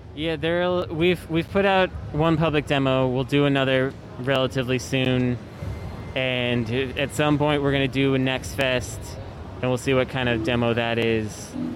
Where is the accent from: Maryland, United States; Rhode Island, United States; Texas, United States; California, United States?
California, United States; Bay Area; I'm born and born and raised in the Bay Area